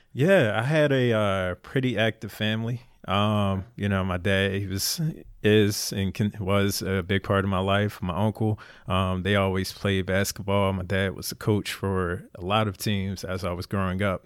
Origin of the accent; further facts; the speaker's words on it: Philadelphia, Pennsylvania, United States; moved away as an adult; Born and raised in Philly